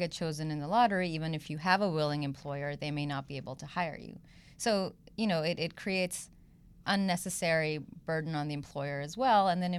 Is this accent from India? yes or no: yes; India; also born or lived in South Korea / Belgium / Switzerland / Ivory Coast; so I grew up in South Korea, Belgium, wow. Switzerland, a few years in India as well, which is where I'm originally from.